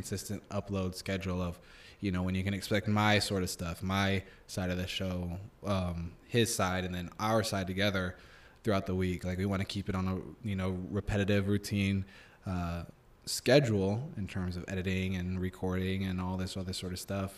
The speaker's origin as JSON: {"language": "English", "town": "Omaha", "region": "Nebraska", "country": "United States", "said": "I'm from Omaha."}